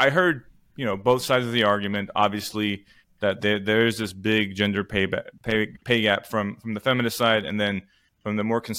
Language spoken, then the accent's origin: English; Armenia; moved away; my home country of Armenia